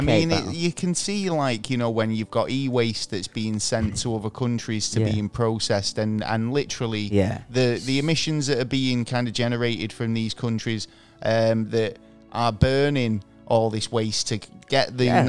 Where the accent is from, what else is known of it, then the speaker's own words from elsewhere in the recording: Manchester, North West England, United Kingdom; I'm Mancunian